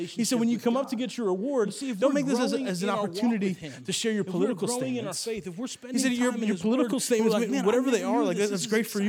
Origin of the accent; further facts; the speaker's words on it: Italy; Growing up in Italy, when I went to school, my parents were there as missionaries, and they were there to start churches in Italy.